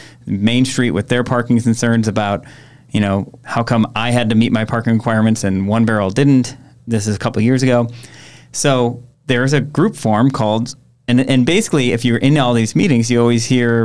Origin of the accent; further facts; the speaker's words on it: Egg Harbor, Wisconsin, United States; I grew up in Egg Harbor. I used to deliver pizzas from what's now Door County Nature Works